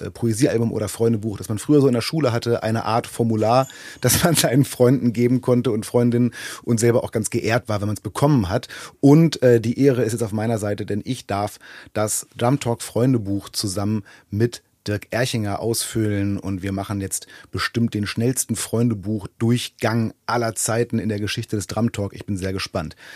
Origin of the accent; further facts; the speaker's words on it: Berlin, Germany; wie soll man als Berliner auch anderes sagen? Ne?